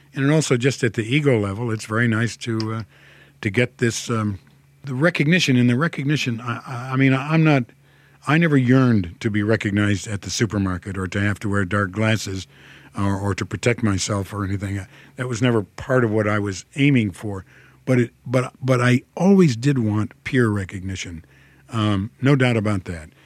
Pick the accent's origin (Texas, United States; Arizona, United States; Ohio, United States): Ohio, United States; Toledo; accent: Midwestern; I'm from Ohio. I was born in Toledo, Ohio. and, and I grew up there.